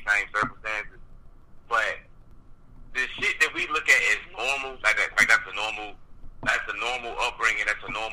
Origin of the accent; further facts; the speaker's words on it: Virginia, United States; I'm from Louisville, Virginia, and the biggest public school. It's Hampton High School and Phoenix High School.